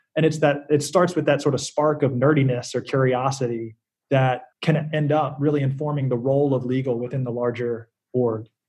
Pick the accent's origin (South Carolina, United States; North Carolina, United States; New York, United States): South Carolina, United States; moved away as an adult; I grew up in South Carolina